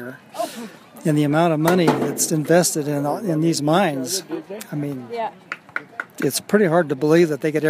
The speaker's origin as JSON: {"language": "English", "town": "Raton", "region": "New Mexico", "country": "United States", "tie": "born or raised there", "moved": "yes", "lives_now": "Gillette, United States", "said": "I was born and raised in New Mexico in the old coal mining camps there"}